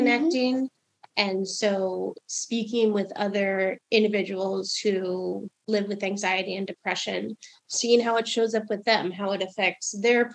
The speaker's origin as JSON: {"language": "English", "region": "New Jersey suburbs", "country": "United States", "tie": "born or raised there", "moved": "yes", "said": "my hometown did, which was white, middle class, straight, Christian up in the Jersey suburbs"}